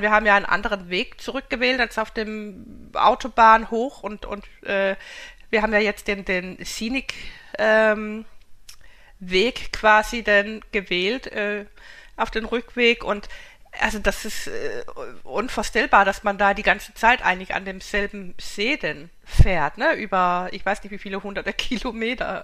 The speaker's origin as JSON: {"language": "German", "country": "Denmark", "said": "ich bin ja Skandinavin, ich komme ja aus Dänemark"}